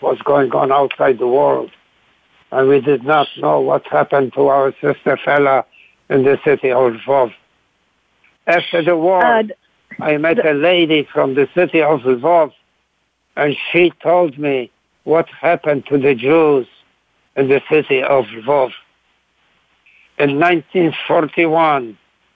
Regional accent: Łódź, Łódź Voivodeship, Poland; moved away; Lodz, my hometown.

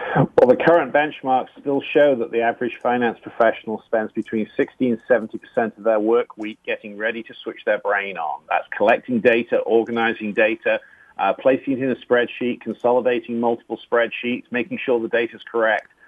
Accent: England, United Kingdom; now in Ohio, United States; being an Englishman, we grew up with no cuisine

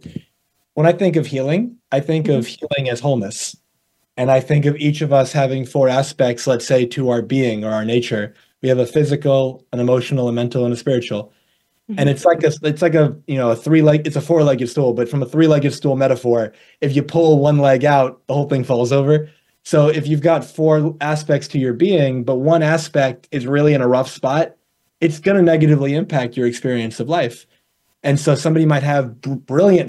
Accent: New York, United States; also born or lived in Arizona; I'm from New York, born and raised over here

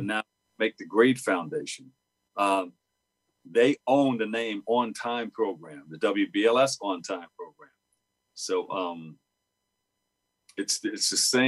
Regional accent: New York City, New York, United States; the neighborhood where I grew up in Queensbridge

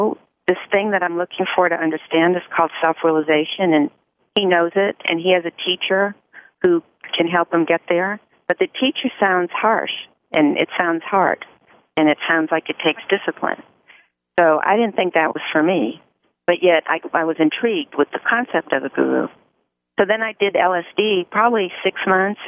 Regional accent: United States; I'm totally American

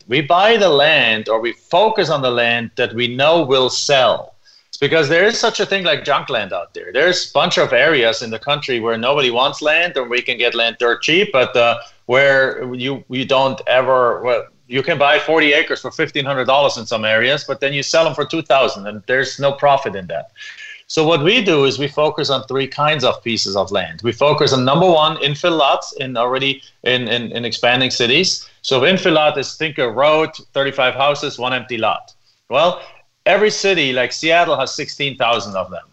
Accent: Germany; English is a second language; moved away as an adult; now in United States; as you can probably tell from my accent, I'm originally not from here. I came to the United States from Germany

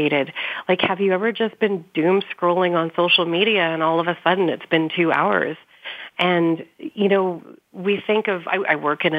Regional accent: Canada; I'm from Canada

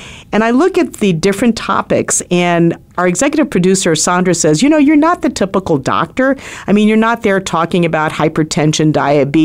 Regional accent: Philippines; now in United States; I'm Filipino

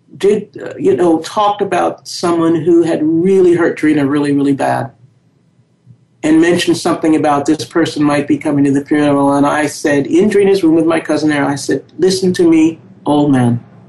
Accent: New York City, New York, United States; I was born and raised in the South Bronx in New York City

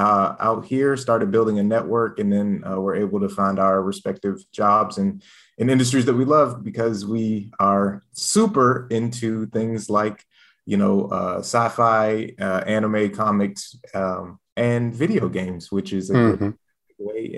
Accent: Maryland, United States; moved away as an adult; now in Los Angeles County, United States; Went to a historically Black college, Bowie State University in Maryland. Grew up in that sort of Maryland area where I was kind of surrounded by a lot of Black affluence. Prince George's County is one of the most affluent Black neighborhoods in the country.

